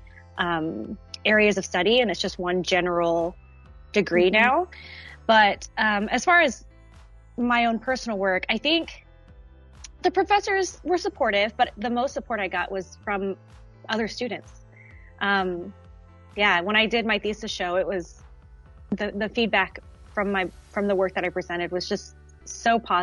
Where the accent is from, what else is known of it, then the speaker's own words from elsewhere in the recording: United States; also born or lived in Dallas, Texas; I am an American artist